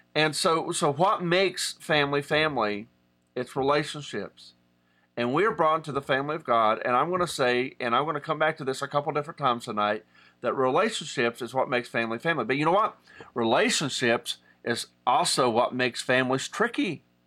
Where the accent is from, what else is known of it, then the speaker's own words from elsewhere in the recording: Southern West Virginia, United States; I'm from Southern West Virginia, and in Appalachian culture